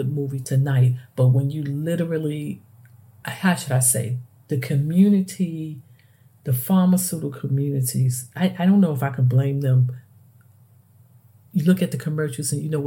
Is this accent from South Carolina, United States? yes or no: no; New York City, New York, United States; moved away; me growing up and I come from the Bronx